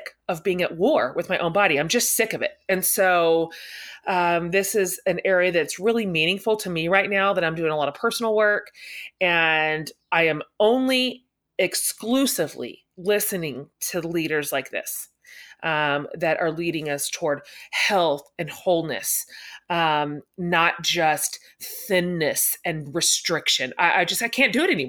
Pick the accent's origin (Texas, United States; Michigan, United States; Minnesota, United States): Texas, United States; I'm Texan